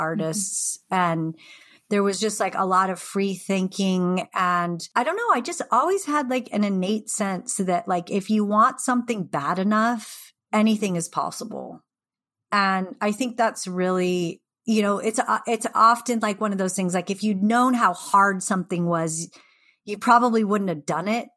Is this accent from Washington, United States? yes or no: yes; Seattle, Washington, United States; also born or lived in the Northwest; I grew up in Seattle, like, you know, during the grunge era